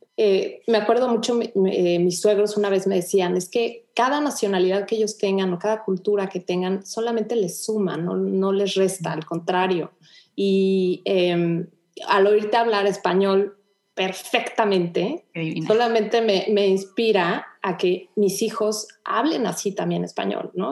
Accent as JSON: {"language": "Spanish", "country": "Mexico", "moved": "as an adult", "lives_now": "Houston, United States", "said": "mi esposo y yo somos mexicanos"}